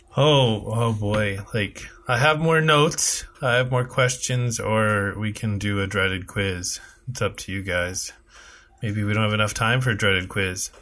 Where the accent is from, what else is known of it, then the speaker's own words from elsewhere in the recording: United States; now in Canada; I'm from America